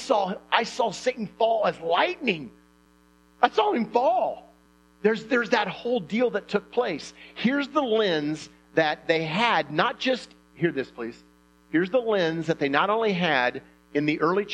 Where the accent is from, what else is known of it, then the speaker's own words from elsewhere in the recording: Indiana, United States; I'm from Indiana